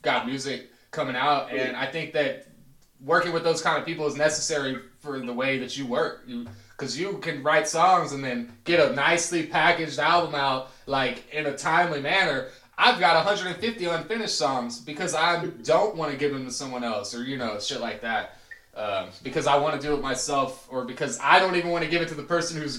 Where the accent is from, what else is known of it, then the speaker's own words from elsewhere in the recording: Austin, Texas, United States; I grew up in Austin, which had a fairly big scene